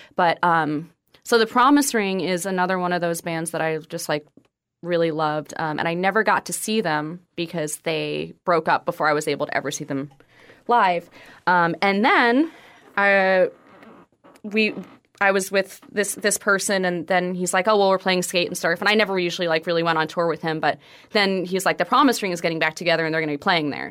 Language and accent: English; northwest New Jersey, United States; moved away; I lived in the northwest part of Jersey